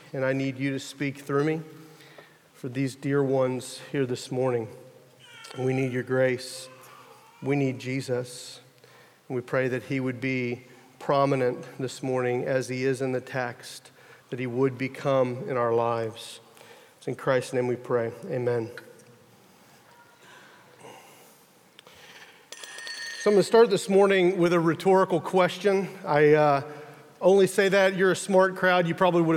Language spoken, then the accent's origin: English; United States; I'm from America